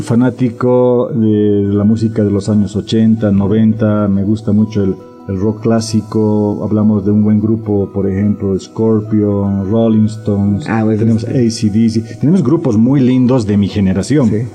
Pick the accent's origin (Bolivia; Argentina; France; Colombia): Bolivia; Tenemos que pensar como bolivianos